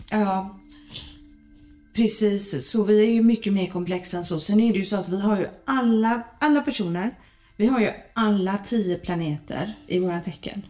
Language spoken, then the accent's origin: Swedish; Gothenburg, Västra Götaland, Sweden; är jag född i Göteborg